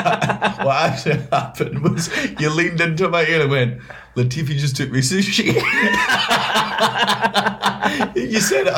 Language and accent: English; United Kingdom; I'm British and that's how this works.